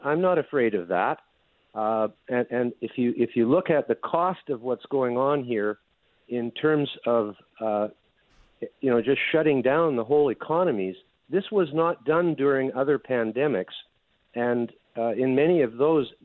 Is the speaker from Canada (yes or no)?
yes; Canada; I'm from Canada